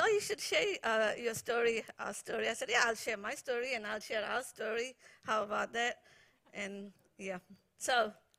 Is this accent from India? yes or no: yes; India; moved away as an adult; now in New Zealand; I got water baptized in the beautiful Arabian Sea in my hometown